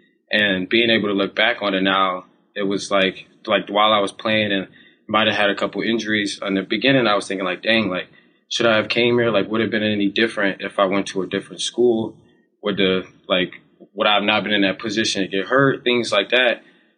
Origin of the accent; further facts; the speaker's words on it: Ohio, United States; moved away; I'm from Ohio as well